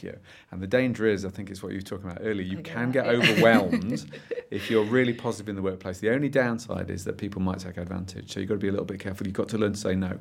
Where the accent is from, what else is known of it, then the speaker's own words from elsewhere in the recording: Derby, East Midlands, United Kingdom; I come from Derby, my glorious hometown